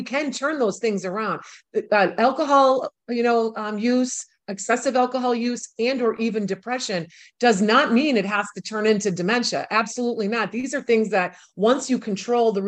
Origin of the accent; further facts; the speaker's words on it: Milwaukee, Wisconsin, United States; moved away as an adult; also born or lived in New York City; my hometown, which is Milwaukee, Wisconsin